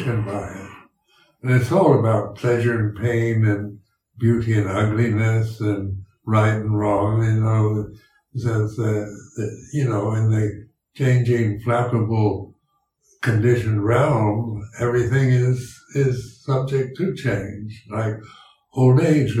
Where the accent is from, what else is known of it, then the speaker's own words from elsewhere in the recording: United States; accent: American English; first language English; my native tongue is English, and American English, and it's, I learned to speak it when I was growing up